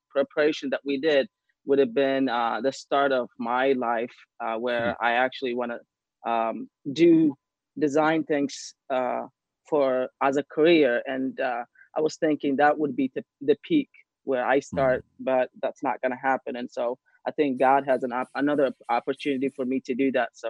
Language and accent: English; Ethiopia; now in Arizona, United States; I am from Ethiopia.